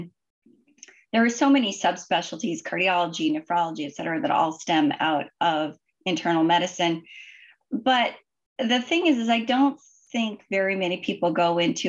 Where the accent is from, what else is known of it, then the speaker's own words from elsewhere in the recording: Idaho, United States; moved away as an adult; also born or lived in Washington / Michigan; I grew up in Idaho